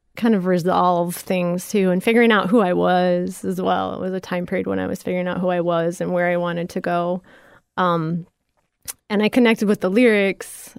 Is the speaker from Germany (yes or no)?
no; Ottawa, Illinois, United States; born or raised there; now in Florida, United States